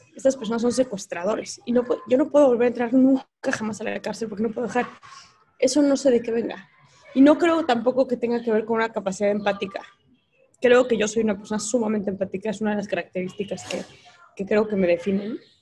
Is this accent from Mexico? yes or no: yes; Mexico City, Mexico; yo soy del Colegio Americano y es una escuela pues, laica eh, y bastante abierta eh, en la Ciudad de México